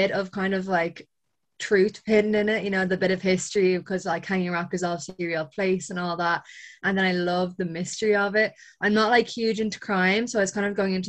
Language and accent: English; Ireland; I'm Irish